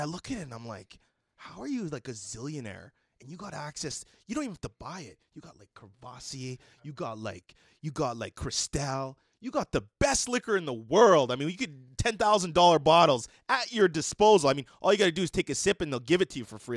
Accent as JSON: {"language": "English", "town": "Edmonton", "region": "Alberta", "country": "Canada", "tie": "born or raised there", "said": "I grew up in Mill Woods"}